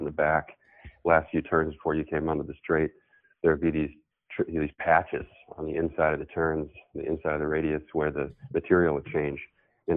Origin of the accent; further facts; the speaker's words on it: New Orleans, Louisiana, United States; moved away; also born or lived in Pennsylvania / California; I grew up in New Orleans mostly. I was born in Pennsylvania. And when I was really young, my mom moved to, got remarried. We moved to New Orleans